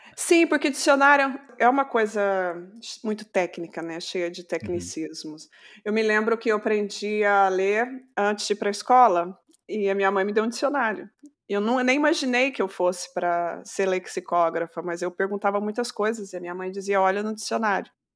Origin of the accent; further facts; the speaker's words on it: Brazil; nós, uh, brasileiros